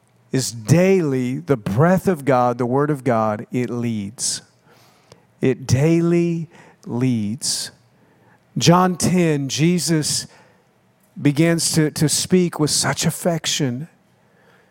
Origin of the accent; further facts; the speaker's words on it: United States; moved away as an adult; also born or lived in Oklahoma / Minnesota; now in Florida, United States; I grew up in Oklahoma and Minnesota